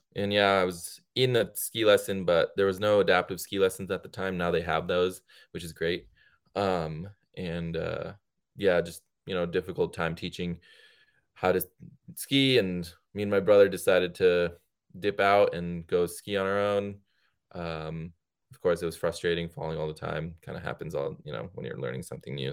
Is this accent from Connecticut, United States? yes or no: yes; Connecticut, United States; also born or lived in India; I grew up in Connecticut